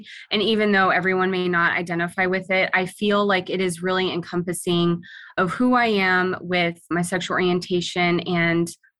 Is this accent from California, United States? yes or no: no; Arkansas, United States; now in Alaska, United States; Yeah, so I grew up, it was a little bit of a mix. It was in between Arkansas and Alaska. I spent most of my younger years, my adolescence, in Arkansas. Once the dust settled in my youth, I moved up to Alaska in 2012